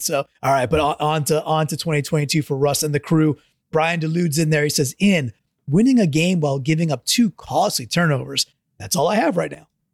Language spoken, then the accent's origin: English; Long Island, New York, United States; I grew up on Long Island